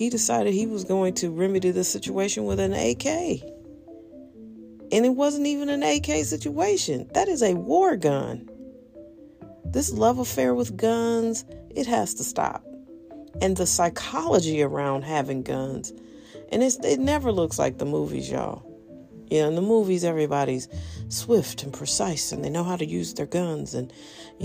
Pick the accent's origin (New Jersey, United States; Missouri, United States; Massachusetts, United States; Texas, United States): Missouri, United States; St. Louis; I'm from St. Louis. I live here